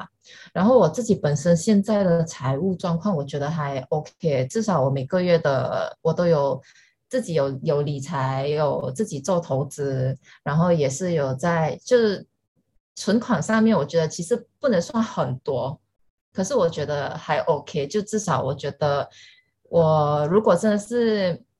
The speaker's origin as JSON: {"language": "Chinese", "country": "Malaysia", "accent": "Malaysian", "moved": "yes", "lives_now": "Singapore", "said": "Daisy 就一听我的口音就知道我是马来西亚人，"}